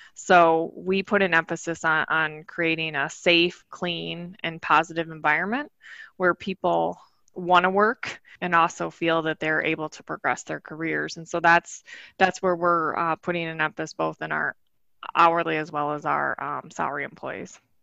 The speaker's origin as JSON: {"language": "English", "region": "Michigan", "country": "United States", "tie": "born or raised there", "said": "I grew up in Michigan"}